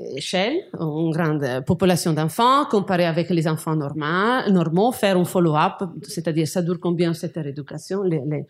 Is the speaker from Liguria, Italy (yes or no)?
yes; Genoa, Liguria, Italy; moved away; je suis de Gênes